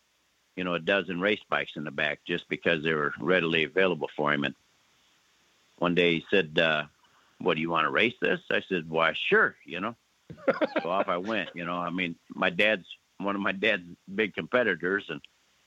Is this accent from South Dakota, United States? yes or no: yes; South Dakota, United States; moved away as an adult; now in Oklahoma, United States; born and raised in South Dakota